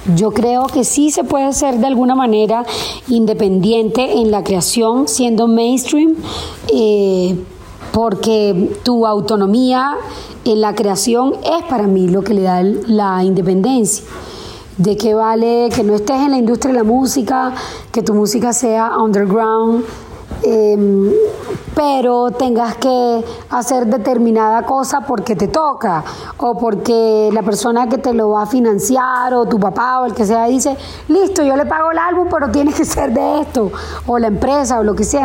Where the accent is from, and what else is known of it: Colombia